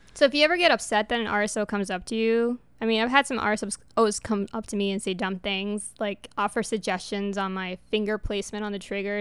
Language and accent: English; New York, United States; first language Spanish; English is a second language; moved away; New York, my home state